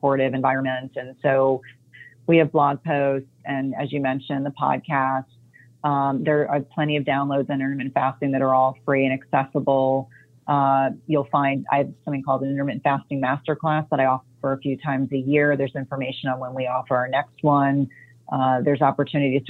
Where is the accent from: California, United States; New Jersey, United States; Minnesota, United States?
New Jersey, United States; moved away; I grew up in New Jersey